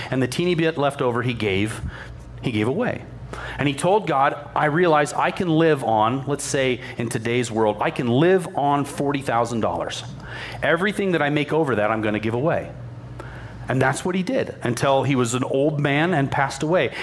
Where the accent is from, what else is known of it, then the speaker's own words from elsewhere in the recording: United States; I'm an American